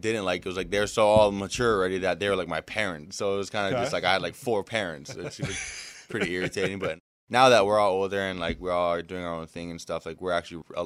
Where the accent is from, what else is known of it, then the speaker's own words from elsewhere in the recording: Big Island, Hawaii, United States; moved away as an adult; also born or lived in Honolulu, Hawaii / Oahu, Hawaii; now in Philadelphia, United States; I pretty much did most of my childhood in Big Island.